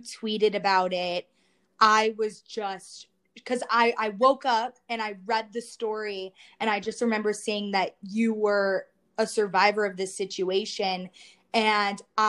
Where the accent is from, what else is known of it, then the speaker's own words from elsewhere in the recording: Baton Rouge, Louisiana, United States; We were both born and raised in Baton Rouge, same grade school, high school